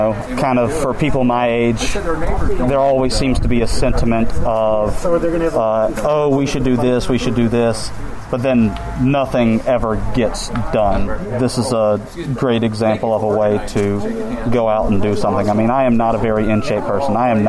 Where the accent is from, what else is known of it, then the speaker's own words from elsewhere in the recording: Mobile, Alabama, United States; I am from Mobile, Alabama.